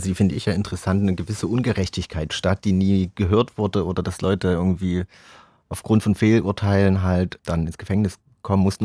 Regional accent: Chemnitz, Saxony, Germany; bei uns in Chemnitz

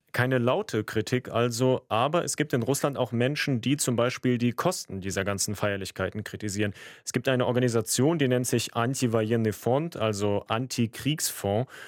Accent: Germany; Ich bin ja in Deutschland geboren, aber in einer großen russischsprachigen Community mit Russen, Ukrainern, Kasachen aufgewachsen.

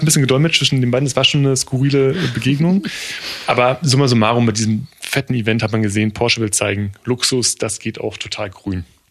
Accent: East Brandenburg, Germany; bei uns in Ostbrandenburg in Neuhardenberg

